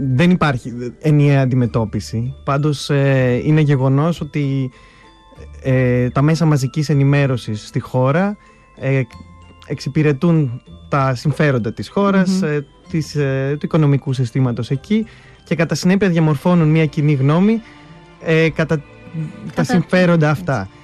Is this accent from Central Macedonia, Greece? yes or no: yes; Thessaloniki, Central Macedonia, Greece; μεγάλωσα εδώ στη Θεσσαλονίκη